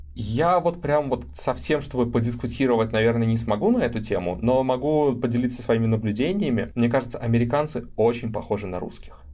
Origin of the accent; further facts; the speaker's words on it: Belarus; moved away as an adult; also born or lived in London, United Kingdom; now in California, United States; я даже не из Минска в Беларуси, я из маленького городка.